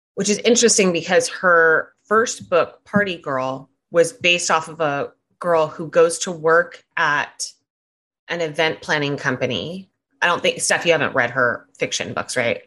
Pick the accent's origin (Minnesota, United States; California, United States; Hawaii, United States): California, United States; I'm from California